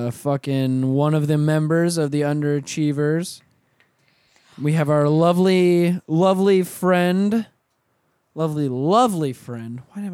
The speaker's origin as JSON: {"language": "English", "region": "the South", "country": "United States", "said": "I'm from the South."}